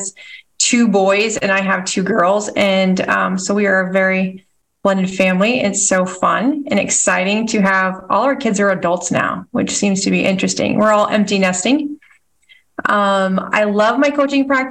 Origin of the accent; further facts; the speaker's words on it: Nebraska, United States; also born or lived in Washington State; So I was born in Washington State and have lived most of my life in Nebraska.